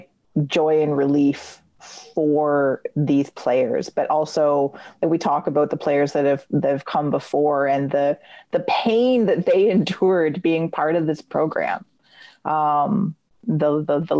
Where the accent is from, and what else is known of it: Canada